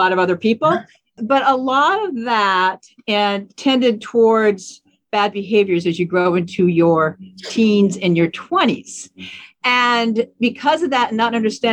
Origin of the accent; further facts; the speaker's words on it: Seattle, Washington, United States; I grew up in Seattle, actually. So this is my native hometown